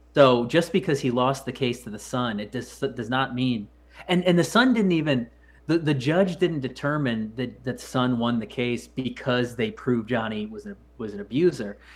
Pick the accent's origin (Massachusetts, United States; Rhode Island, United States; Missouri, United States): Missouri, United States; When I was growing up, I believe Missouri was like the third cheapest state